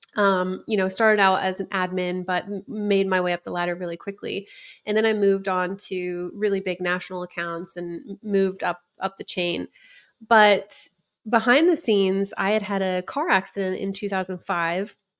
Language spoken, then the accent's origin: English; West Coast, United States; I was from the West Coast